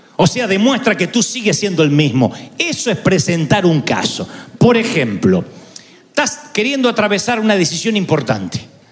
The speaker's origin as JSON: {"language": "Spanish", "country": "Argentina", "said": "nadie me conoce en mi país"}